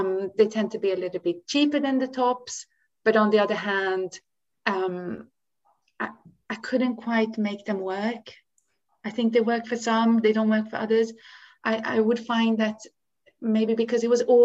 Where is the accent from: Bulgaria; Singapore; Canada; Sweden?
Sweden; now in United Kingdom; I grew up in Sweden